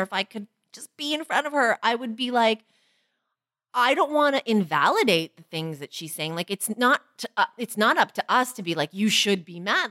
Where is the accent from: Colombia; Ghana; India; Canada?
Canada; Toronto, Ontario; as a Chinese girl growing up in Toronto